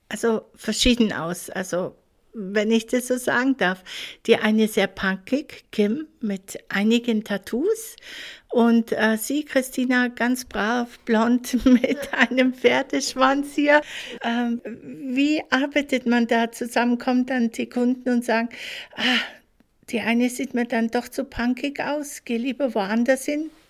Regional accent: Munich, Bavaria, Germany; ich komme aus München

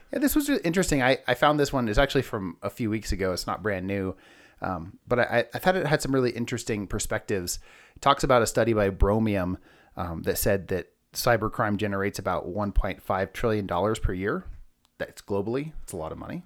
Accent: California, United States; moved away as an adult; now in Denver, United States; I'm actually from California

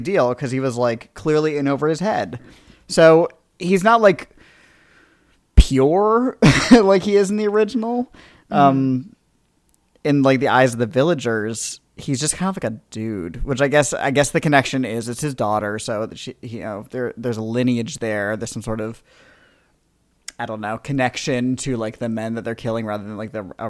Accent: East Coast, United States; We're from the East Coast. Long Island Sound, that's the sound we know.

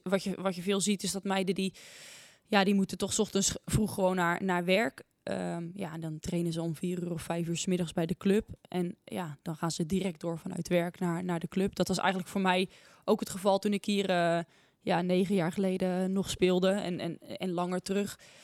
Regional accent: Naaldwijk, South Holland, Netherlands; Ik kom uit Naaldwijk. Dat ligt in het, eh, in het westen van het land.

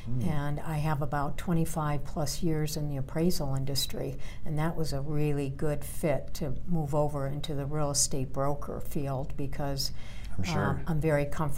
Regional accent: Chicago, Illinois, United States; now in Colorado, United States; I'm originally from Chicago, but I moved to Colorado in 1978. So I've been here many years.

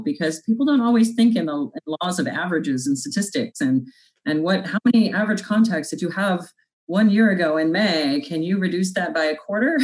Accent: North Platte, Nebraska, United States; In my hometown of North Platte, Nebraska

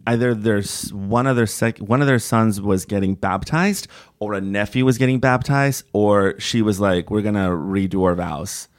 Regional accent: Bay Area, California, United States; also born or lived in Toluca, Mexico; I grew up in the Bay Area and when I got to middle school, it was like, "Do you want to take French or Spanish?" And I'm originally from Mexico. I was born in Toluca, Mexico

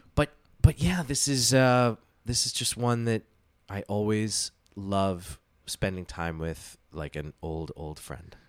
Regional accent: United States; I was born in the States

